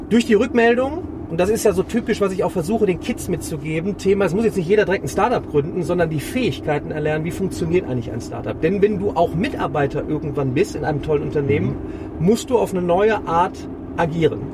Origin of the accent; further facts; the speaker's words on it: Remscheid, North Rhine-Westphalia, Germany; Ich komme aus Remscheid.